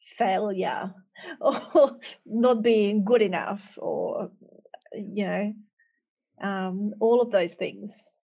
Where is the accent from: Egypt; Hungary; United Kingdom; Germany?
Hungary; now in Australia; I've been naturalised, but originally I come from Hungary.